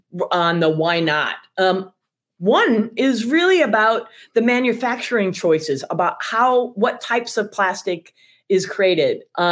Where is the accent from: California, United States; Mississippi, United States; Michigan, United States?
Michigan, United States; now in Chicago, United States; I'm from Michigan